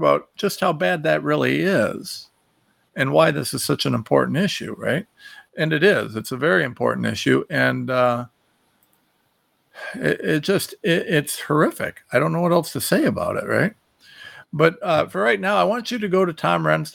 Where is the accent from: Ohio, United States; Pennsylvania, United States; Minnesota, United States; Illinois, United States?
Ohio, United States; I'm from Ohio, you know, we're used to following tractors